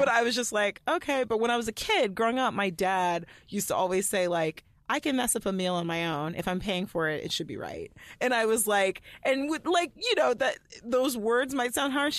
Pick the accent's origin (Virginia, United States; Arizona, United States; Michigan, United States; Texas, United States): Texas, United States; Allen; I grew up in Allen, Texas